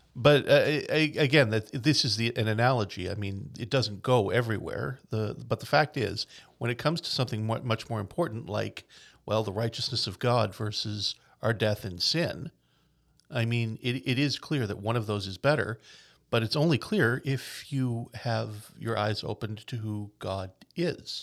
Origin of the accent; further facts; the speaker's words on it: Newfoundland and Labrador, Canada; I am a traditional Newfoundlander. I'm from the Bay. I, you know, and, and until I was, like, in my twenties, I'd never really left Newfoundland